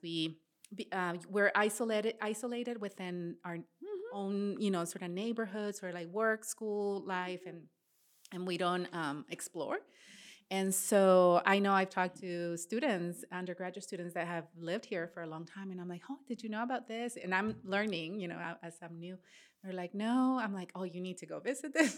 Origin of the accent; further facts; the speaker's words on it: Matamoros, Tamaulipas, Mexico; moved away; also born or lived in Midwest, United States; I grew up in Matamoros, Tamaulipas